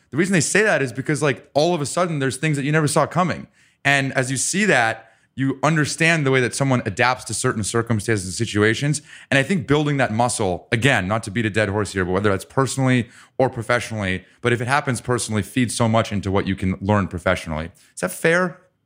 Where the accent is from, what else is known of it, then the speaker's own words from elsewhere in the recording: Ann Arbor, Michigan, United States; I was born in Ann Arbor